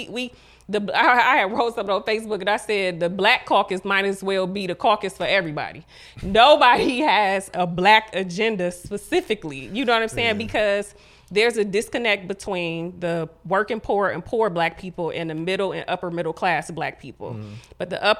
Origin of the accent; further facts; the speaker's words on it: Ohio, United States; I'm from the hood, you know what mm-hmm. I'm saying? I grew up in Huff. I graduated from Collinwood